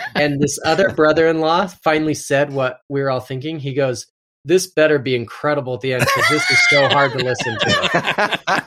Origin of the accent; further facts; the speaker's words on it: Utah, United States; I'm from Utah